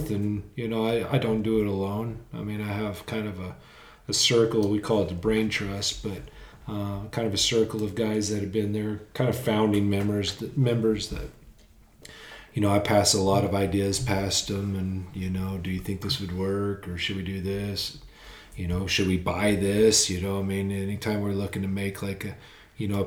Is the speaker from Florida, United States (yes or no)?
no; Lubbock, Texas, United States; moved away as an adult; also born or lived in Tyler, Texas; now in Amarillo, United States; I was born and raised in Lubbock